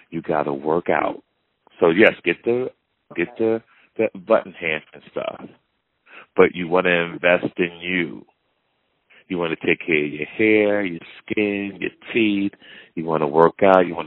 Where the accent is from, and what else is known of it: Michigan, United States; born or raised there; moved away; also born or lived in West Bloomfield, Michigan